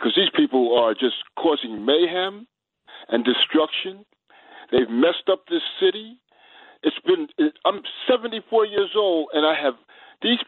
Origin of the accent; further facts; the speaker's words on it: White Plains, New York, United States; also born or lived in Valhalla, New York; now in Manhattan, United States; I'm from Westchester. I'm from White Plains